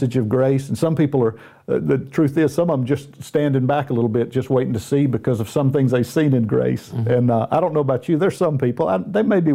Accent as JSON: {"language": "English", "region": "the South", "country": "United States", "tie": "born or raised there", "accent": "Southern", "said": "I was born and raised in the South in the United States. So I've got a little Southern accent."}